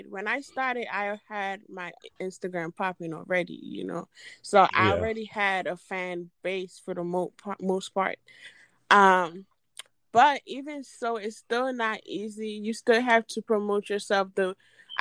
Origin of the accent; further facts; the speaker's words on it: Trinidad & Tobago; I am from Trinidad and Tobago.